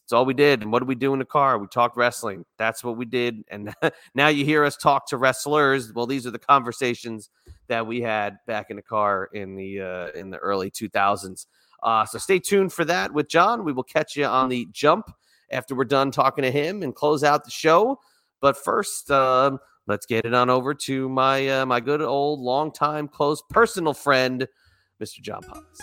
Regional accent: central New Jersey, United States; We grew up in similar areas, only a few towns apart, but he's right on the money. In central New Jersey

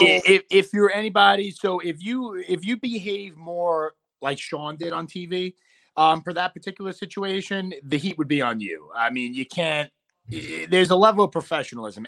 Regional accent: New York City, New York, United States; I'm a New Yorker at core, so I'll never really get booed in the hometown.

